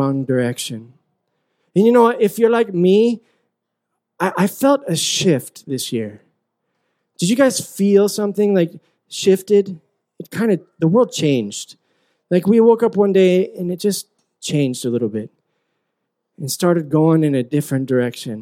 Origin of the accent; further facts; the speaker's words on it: Utah, United States; moved away as an adult; also born or lived in Philippines; I grew up in Utah, and I grew up in this kind of bubble